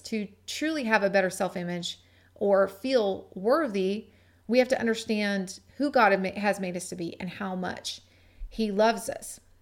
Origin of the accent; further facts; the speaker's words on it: Gig Harbor, Washington, United States; my hometown of Gig Harbor, Washington